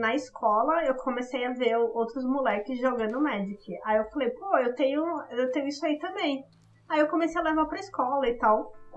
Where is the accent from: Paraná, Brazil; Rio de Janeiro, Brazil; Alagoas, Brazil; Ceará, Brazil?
Alagoas, Brazil; also born or lived in Maceió; now in São Paulo, Brazil; eu sou alagoana, mas eu moro aqui em São Paulo já há 10 anos